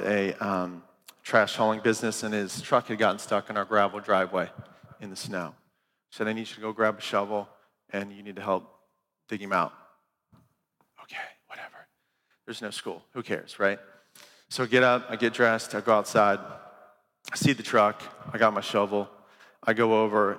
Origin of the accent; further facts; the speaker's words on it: Green Camp, Ohio, United States; I grew up in Ohio